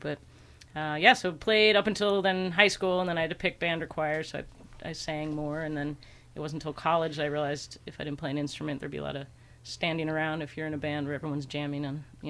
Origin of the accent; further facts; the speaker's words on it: Chicago, Illinois, United States; I grew up in Chicago